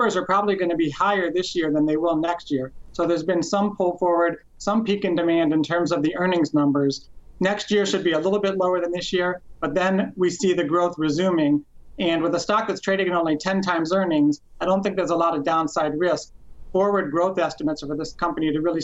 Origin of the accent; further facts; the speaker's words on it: Cleveland, Ohio, United States; I'm actually from Cleveland